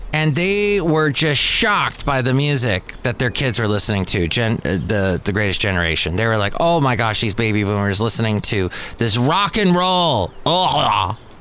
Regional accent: Los Angeles, California, United States; growing up in the San Fernando Valley as a kid

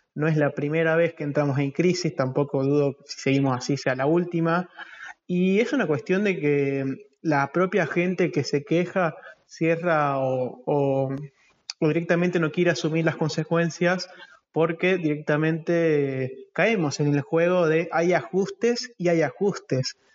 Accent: Argentina; como argentinos

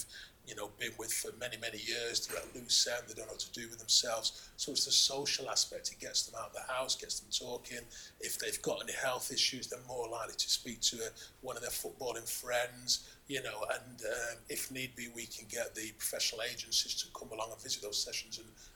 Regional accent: Manchester, North West England, United Kingdom; I was born in Moss Side, which was the area of the old Main Road Stadium

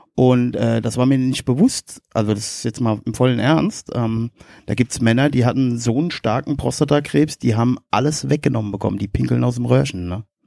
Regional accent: Westerwald, Rhineland-Palatinate, Germany; also born or lived in Erkelenz (family); bei uns im Westerwald

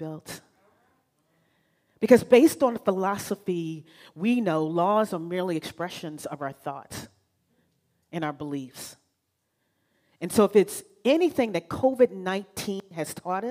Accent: Virginia, United States; moved away as an adult; I'm initially from Virginia, and so you know what I mean when I talk about the matriarchs of the family, right? So I've grown underneath matriarchs, and I thought I would lose those matriarchs by traveling 3,000 miles away

